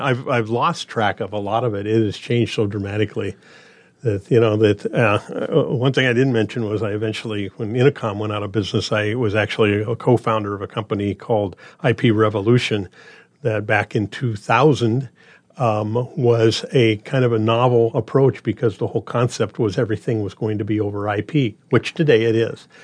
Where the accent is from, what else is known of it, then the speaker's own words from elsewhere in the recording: Grand Island, Nebraska, United States; moved away as an adult; also born or lived in Des Moines, Iowa; now in Omaha, United States; I'm originally from Grand Island, Nebraska